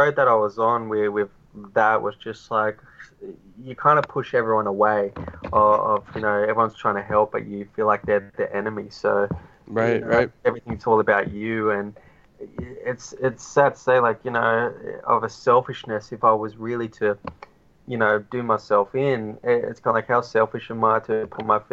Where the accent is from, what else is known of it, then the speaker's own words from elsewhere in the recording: Australia; I'm Australian